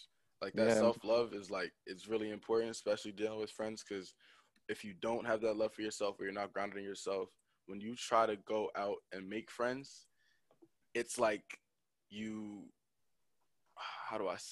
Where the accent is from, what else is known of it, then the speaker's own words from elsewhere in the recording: Nigeria; I'm Nigerian